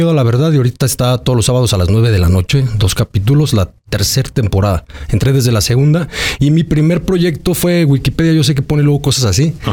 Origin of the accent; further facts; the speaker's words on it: Aguascalientes, Mexico; Soy un chavo que, crecí en Aguascalientes, en el barrio. Soy gente barrio.